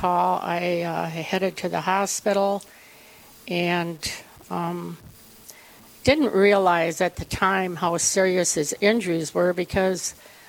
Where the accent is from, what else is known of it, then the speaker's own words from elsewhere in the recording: Saint Paul, Minnesota, United States; now in South Dakota, United States; I'm a transplant to South Dakota, born and raised in St. Paul, Catholic family, Catholic education.